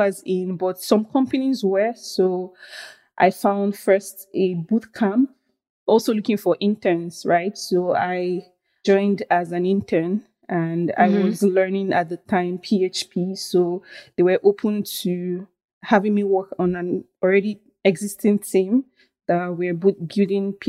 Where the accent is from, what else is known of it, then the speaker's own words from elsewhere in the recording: Nigeria; moved away as an adult; also born or lived in Benin; I grew up in Nigeria, but I went to school in a different country, close by country. It's called Benin Republic.